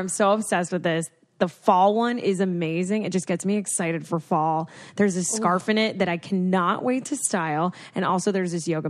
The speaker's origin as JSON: {"language": "English", "town": "Houston", "region": "Texas", "country": "United States", "tie": "born or raised there", "said": "Also, I was born in Houston across from the NASA space station."}